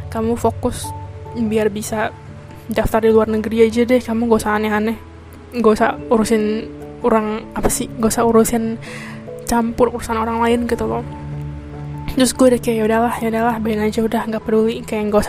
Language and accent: Indonesian; Indonesia; now in Taiwan; ya karena gue dari Taiwan jadi kalau misalnya kananya jadi uploadnya dari mana of course gue uploadnya juga dari Taiwan karena ya gue tapi kan berbahasa Indonesia karena gue orang Indonesia jadi ya pokoknya orang Indonesia berada di luar negeri